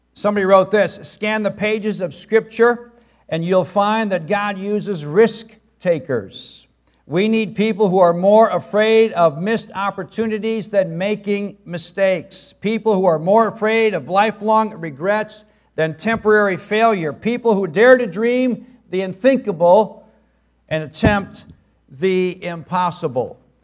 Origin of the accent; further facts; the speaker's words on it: Brookfield, Illinois, United States; moved away; I'm from Brookfield, Illinois, a western suburb of Chicago.